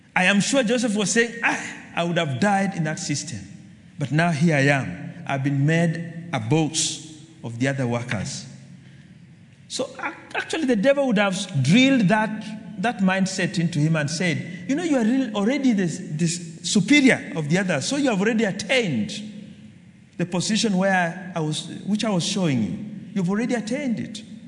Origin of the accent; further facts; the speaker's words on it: Kenya; I'm a Kenyan